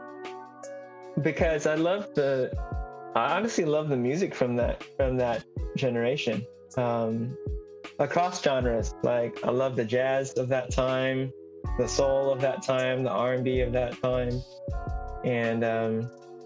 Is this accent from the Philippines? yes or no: yes; Philippines; my home country of the Philippines